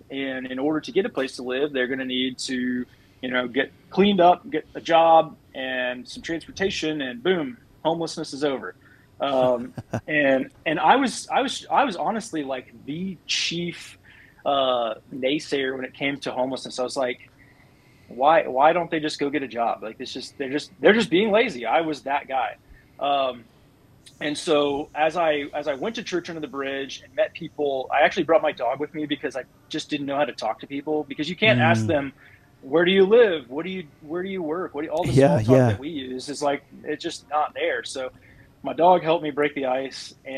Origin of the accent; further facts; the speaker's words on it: Midland, Texas, United States; growing up in Midland, for those that aren't familiar with this area, it's a very well-off area